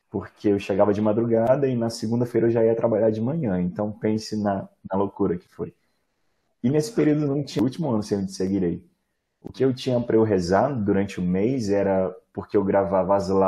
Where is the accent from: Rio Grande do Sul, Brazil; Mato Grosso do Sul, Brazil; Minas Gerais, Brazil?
Minas Gerais, Brazil; Eu sou do interior de Minas Gerais. Na minha cidade não tem comunidade, né?